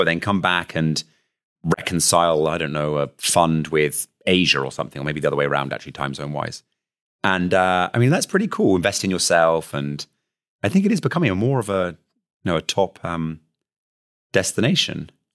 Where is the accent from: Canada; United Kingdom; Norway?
United Kingdom; accent: British; now in Luxembourg; my accent, which is clearly British